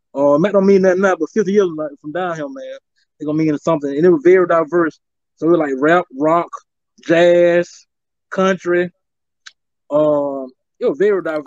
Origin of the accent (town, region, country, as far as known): Macon, Georgia, United States; born or raised there